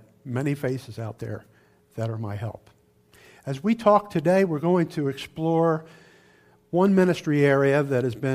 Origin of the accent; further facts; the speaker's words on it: Camden, New Jersey, United States; I was born and raised in Camden, New Jersey, which is right across the river from Philadelphia